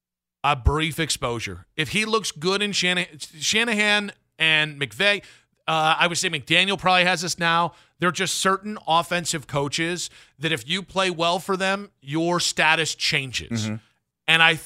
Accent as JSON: {"language": "English", "town": "Cuyahoga Falls", "region": "Ohio", "country": "United States", "tie": "born or raised there", "said": "Listen, I grew up in Cuyahoga Falls."}